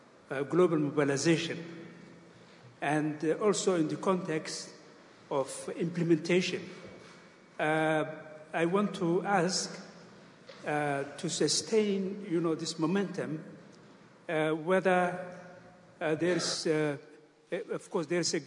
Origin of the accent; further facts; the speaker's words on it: Somaliland, Somalia; from Somaliland.